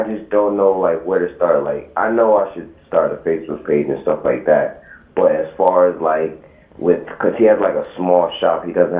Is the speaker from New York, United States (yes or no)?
yes; New York, United States; New York.